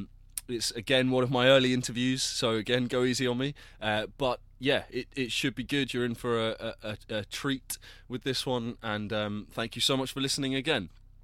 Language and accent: English; Plymouth, South West England, United Kingdom; I'm from Plymouth.